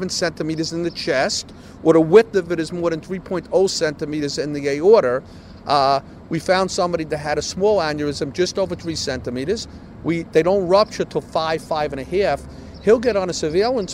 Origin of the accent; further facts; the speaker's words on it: New York City, New York, United States; I grew up in East New York and then Canarsie